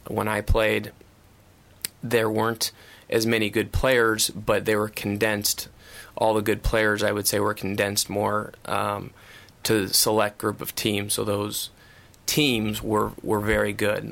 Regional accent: Iowa, United States; I grew up in Iowa

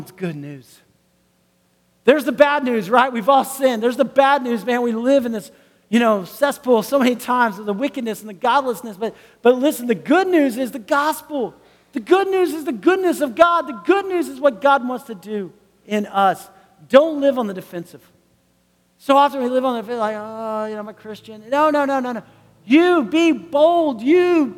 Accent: United States; I am from the United States

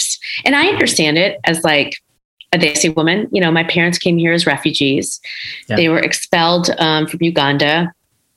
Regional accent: Schaumburg, Illinois, United States; I grew up in Schaumburg, Illinois, one of the few, in the 80s

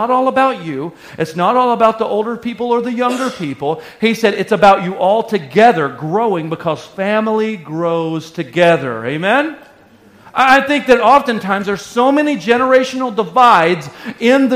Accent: Arkansas, United States; moved away as an adult; I was from Arkansas.

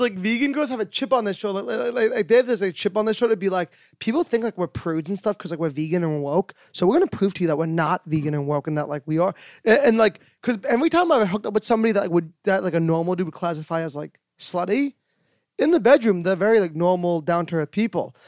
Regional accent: New York, United States; I'm a New Yorker

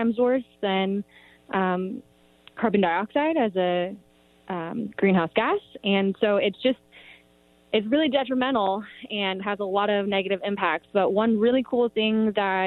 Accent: Bay Area, California, United States; now in Truckee, United States; I'm Asian American and born and raised in the Bay Area

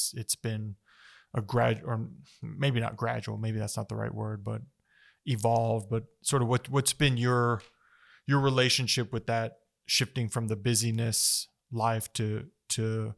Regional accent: Las Cruces, New Mexico, United States; now in Chaparral, United States; I live in Chaparral. I grew up in Cruces, man.

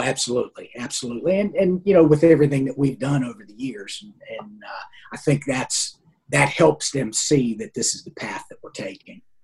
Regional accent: Pennsylvania, United States; I grew up in Pennsylvania

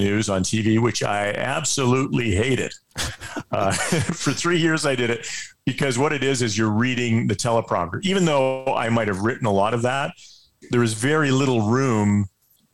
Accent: Edmonton, Alberta, Canada; I grew up in Edmonton.

